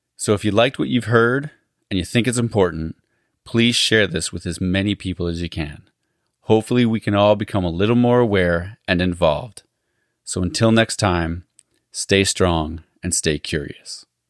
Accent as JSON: {"language": "English", "region": "Alberta", "country": "Canada", "tie": "born or raised there", "moved": "yes", "said": "I grew up in Alberta"}